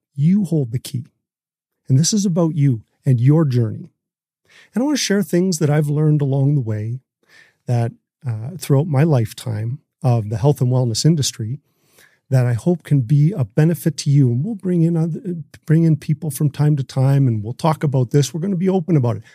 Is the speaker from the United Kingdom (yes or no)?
no; Canada